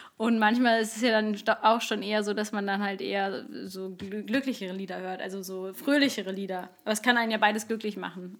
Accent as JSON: {"language": "German", "region": "Berlin", "country": "Germany", "also_born_or_lived": "Cologne/Bonn area", "moved": "yes", "said": "ich komme aus Berlin"}